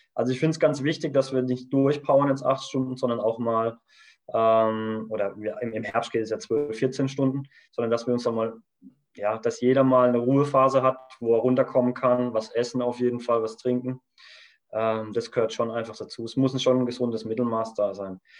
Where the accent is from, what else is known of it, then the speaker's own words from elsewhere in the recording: Kaiserstuhl, Baden-Württemberg, Germany; wir kommen vom Kaiserstuhl, das heißt, wir sind ganz aus dem Süden, Südbaden